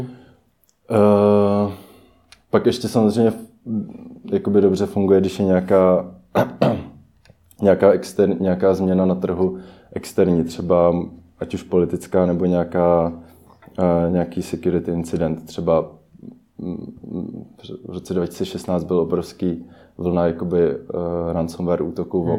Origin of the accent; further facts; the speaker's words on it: Czechia; většina e-commerce týmu jsme Češi